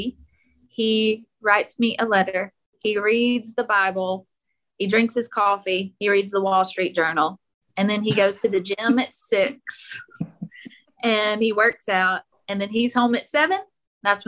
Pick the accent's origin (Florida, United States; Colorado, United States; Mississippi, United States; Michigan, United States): Mississippi, United States; also born or lived in Oxford, Mississippi; we're from Mississippi